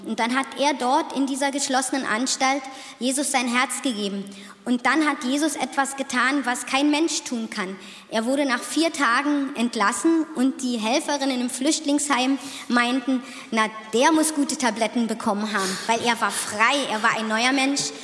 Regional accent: Otterfing, Bavaria, Germany; ich komme aus Otterfingen

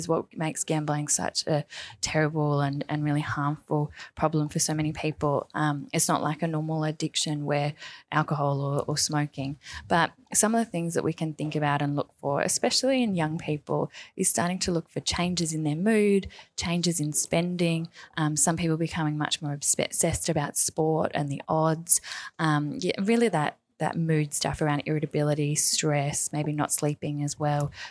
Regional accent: Wollongong, New South Wales, Australia; So I'm from Wollongong, which is south of Sydney in New South Wales

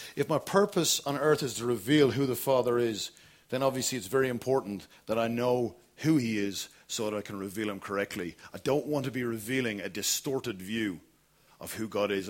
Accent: Kilkenny, Leinster, Ireland; moved away; I grew up in Kilkenny

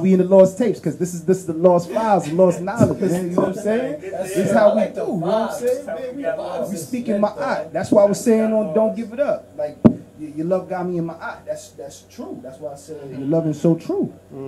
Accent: Haiti; I don't classify myself as Dominican no more. You heard? I'm from Haiti. Boom, that's it.

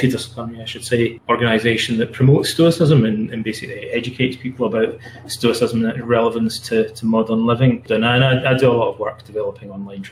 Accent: Scotland, United Kingdom; also born or lived in London, England; now in Canada; I'm from Scotland originally.

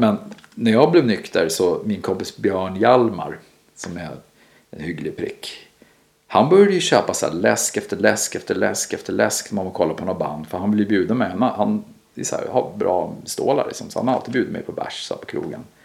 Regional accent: Sweden; som svensk också. Mm. Vi, man är uppväxt med det här

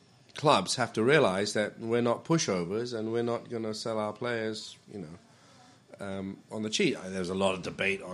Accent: Malaysia; I come from Malaysia.

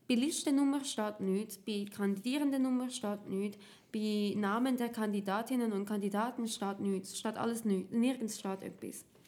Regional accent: Zurich, Switzerland; ich bin aus dem Kanton Zürich

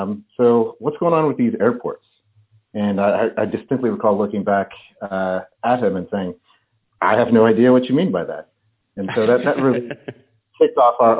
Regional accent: Atlanta, Georgia, United States; moved away as an adult; I actually spent most of my time in Atlanta, Georgia, where I'm from.

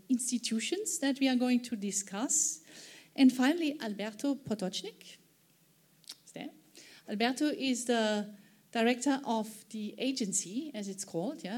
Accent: Germany; my home country, Germany

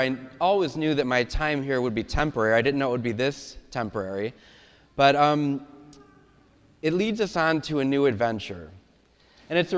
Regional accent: Parma, Ohio, United States; now in Stow, United States; St. Matthias Parish in Parma, which is my hometown.

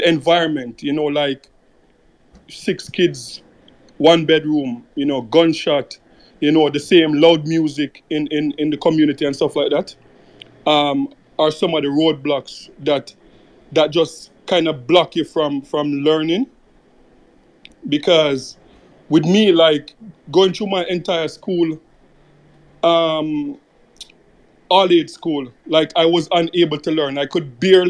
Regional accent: Jamaica; when I was young growing up in Jamaica

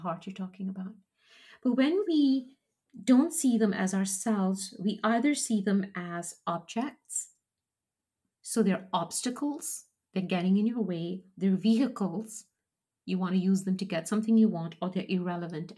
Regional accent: Kenya; growing up in Kenya, we had people, African people who worked for us and worked for my dad in the business

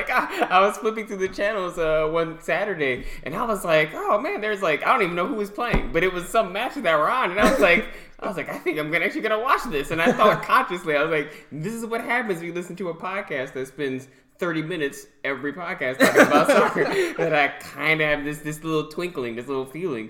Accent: Michigan, United States; I'm from Michigan. I grew up watching Michigan State football, Michigan football, Detroit Lions, Barry Sanders.

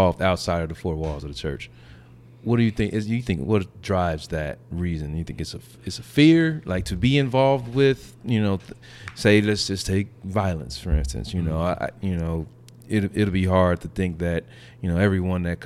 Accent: Gary, Indiana, United States; also born or lived in Castleton, Indianapolis; now in Carmel, United States; I'm from Gary

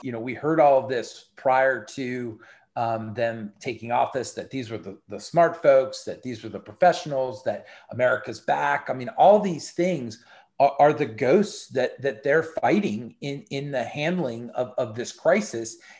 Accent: United States; as an American

